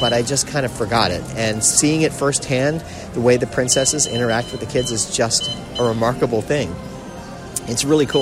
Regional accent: South Florida, United States; We're from South Florida

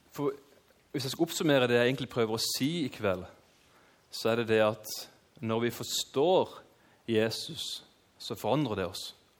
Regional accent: Kristiansand, Agder, Norway; født og oppvokst i Kristiansand

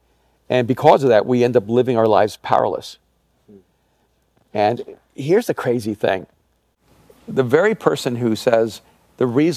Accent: El Salvador; moved away; I'm an immigrant from El Salvador.

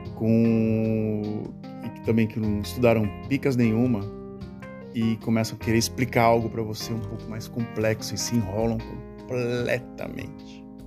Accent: Brazil; moved away as an adult; now in Netherlands; sobre o Brasil, de onde eu nasci.

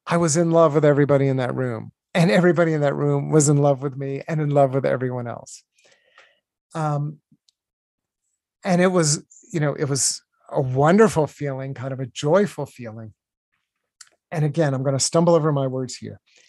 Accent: Virginia, United States; I grew up in Virginia

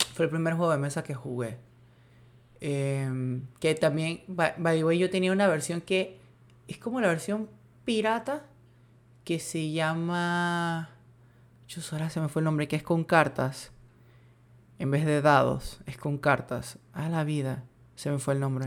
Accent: Panama; si soy panameño

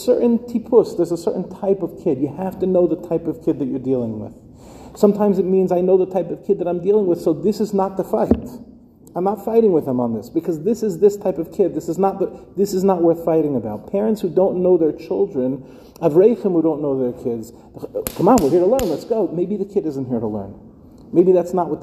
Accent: New York City, New York, United States; I was growing up in Far Rockaway

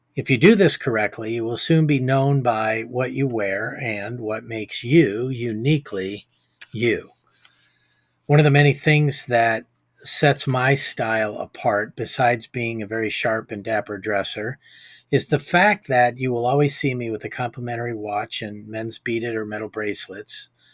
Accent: Iowa, United States; my hometown here in Iowa

